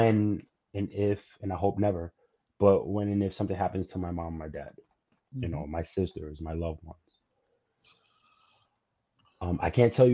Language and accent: English; New York City, New York, United States; as a New Yorker